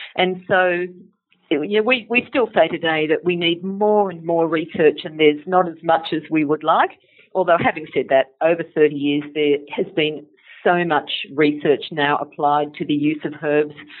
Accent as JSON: {"language": "English", "town": "Sydney", "region": "New South Wales", "country": "Australia", "said": "I'm from Sydney"}